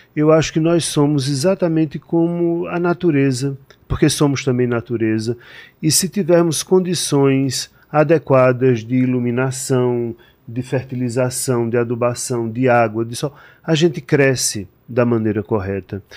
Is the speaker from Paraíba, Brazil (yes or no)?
yes; João Pessoa, Paraíba, Brazil; moved away as an adult; now in São Paulo, Brazil; Eu sou de João Pessoa, na Paraíba